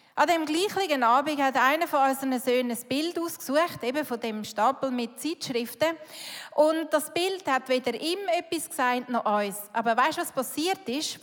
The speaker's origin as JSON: {"language": "German", "country": "Switzerland", "said": "Schweiz, das sind wir"}